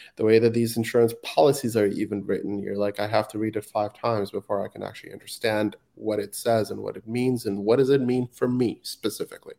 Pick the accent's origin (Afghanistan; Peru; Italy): Afghanistan; now in Vancouver, Canada; I was born and raised in Afghanistan